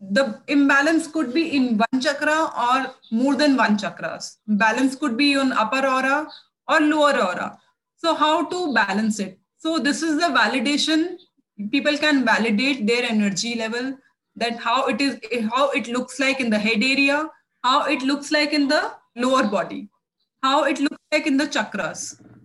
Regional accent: India; also born or lived in New Delhi, India; I'm from India

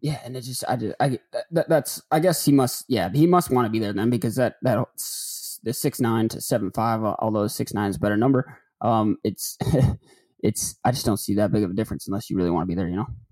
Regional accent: Detroit area, Michigan, United States; moved away as an adult; also born or lived in Chicago / Atlanta; now in Memphis, United States; I'm not from Detroit, but I'm from the area

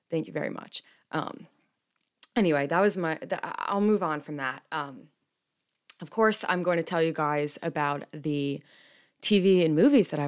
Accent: New Jersey, United States; I'm from New Jersey

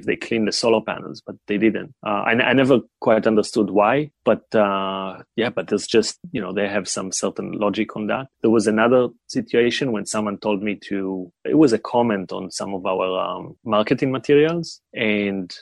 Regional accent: Israel; moved away as an adult; also born or lived in China; I grew up in Israel, and then at the age of 18, everybody go to the military

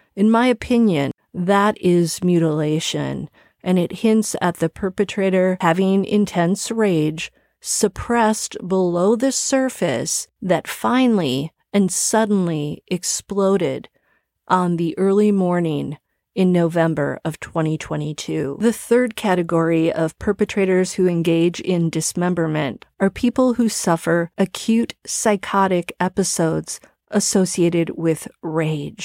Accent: Milwaukee, Wisconsin, United States; Milwaukee, Wisconsin, my hometown

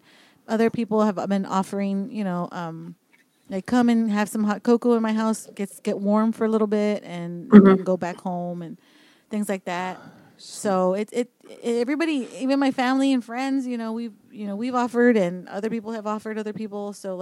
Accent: Laredo, Texas, United States; now in San Antonio, United States; I'm from Laredo

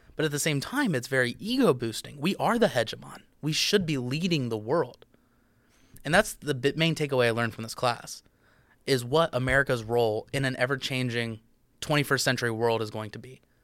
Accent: United States; I'm an American

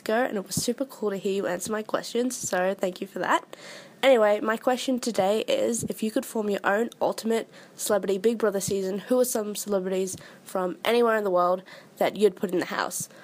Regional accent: Australia; I'm from Australia.

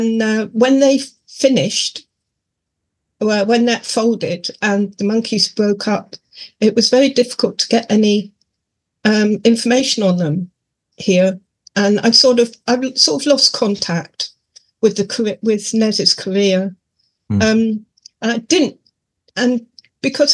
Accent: Cornwall, South West England, United Kingdom; he actually played in my hometown

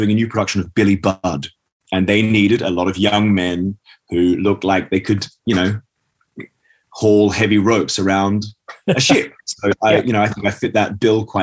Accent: Australia; moved away; also born or lived in Scotland / London; I am a Scottish-born, Australian-raised child of an English father and a Brazilian mother

